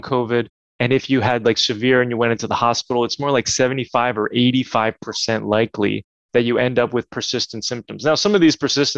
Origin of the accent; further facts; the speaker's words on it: New Jersey, United States; growing up in New Jersey